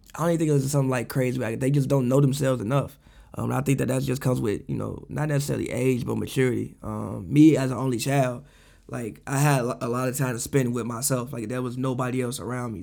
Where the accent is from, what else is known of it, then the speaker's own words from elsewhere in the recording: Chicago, Illinois, United States; growing up in the South Side of Chicago, being the only child